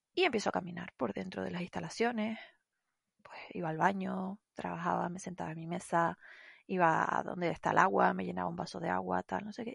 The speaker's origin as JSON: {"language": "Spanish", "area": "Tenerife", "region": "Canary Islands", "country": "Spain", "said": "yo soy de Tenerife y tal. Lo que pasa es que sí, que hablamos parecido"}